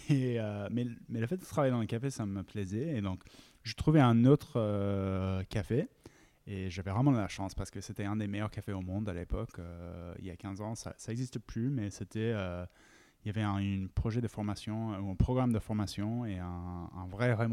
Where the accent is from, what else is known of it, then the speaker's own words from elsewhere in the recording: United States; French is a second language; also born or lived in United Kingdom; à la base, je suis américain et anglais et, j'ai tombé dans les cafés quand je faisais mes études aux États-Unis.